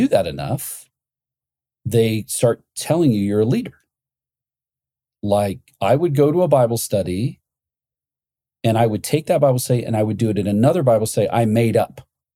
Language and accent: English; Ohio, United States; I grew up in Ohio